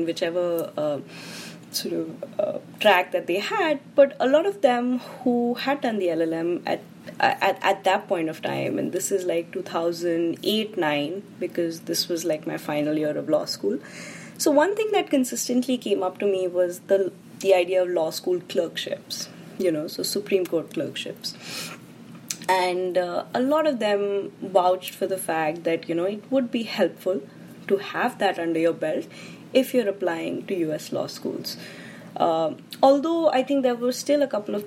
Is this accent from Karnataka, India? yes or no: no; Delhi, India; I am from Delhi